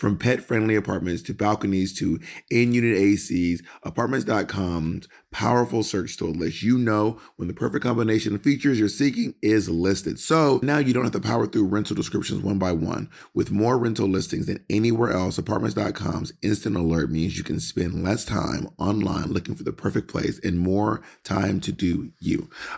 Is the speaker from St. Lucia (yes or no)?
yes; St. Lucia; I'm actually from St. Lucia. I'm like black.